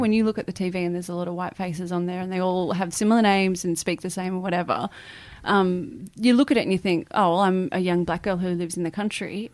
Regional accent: Muswellbrook, New South Wales, Australia; moved away; that's where I grew up, in Musselbrook

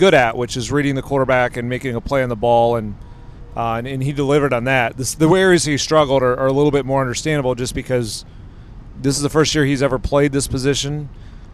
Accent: Northeast Ohio, United States; I grew up in Northeast Ohio, so watched a lot of the Browns

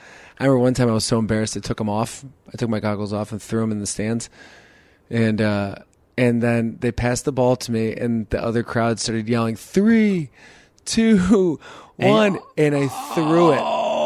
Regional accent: Chicago, Illinois, United States; also born or lived in San Jose; Well, I grew up in Chicago before and after. So we lived in Chicago, then we moved to San Jose when I was in middle school, and then at ninth grade, we moved back to Chicago.

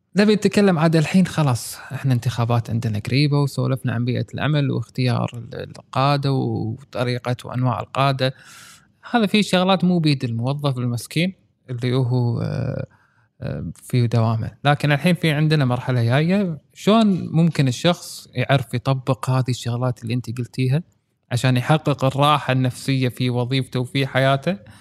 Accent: Kuwait; عندنا بالكويت

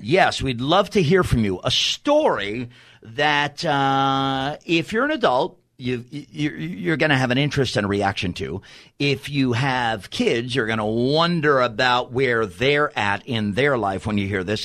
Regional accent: New York City, New York, United States; I'm from Staten Island, New York

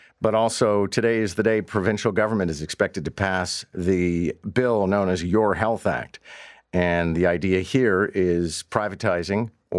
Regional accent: Montreal, Quebec, Canada; I think people know if you're born and raised in Montreal, then you don't necessarily climb on board with the Leafs easily.

